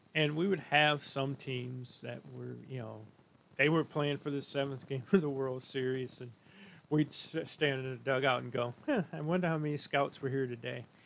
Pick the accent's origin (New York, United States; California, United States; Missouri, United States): Missouri, United States; St. Louis; a friend of mine that I grew up with in St. Louis